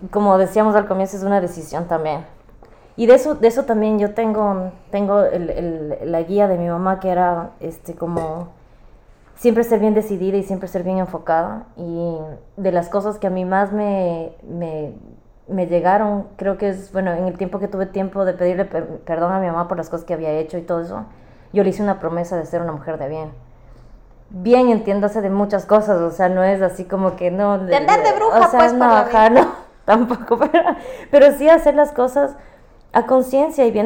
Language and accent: Spanish; Ecuador; moved away; Cuando me vine de Ecuador